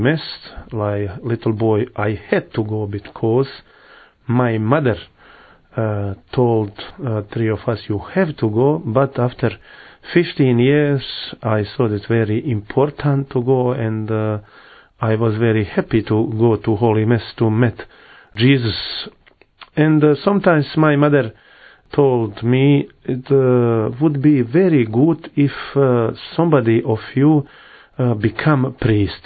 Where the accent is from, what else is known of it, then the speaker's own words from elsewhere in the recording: Mostar, Federation of Bosnia and Herzegovina, Bosnia & Herzegovina; English is a second language; now in Medjugorje, Bosnia and Herzegovina; I was born in Mostar. Mostar is a city in Bosnia and Herzegovina